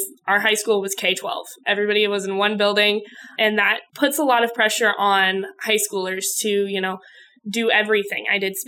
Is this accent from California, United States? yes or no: no; Callaway, Nebraska, United States; I grew up in Callaway, Nebraska, graduated from Callaway High School. Callaway's got a little more than 500 people in it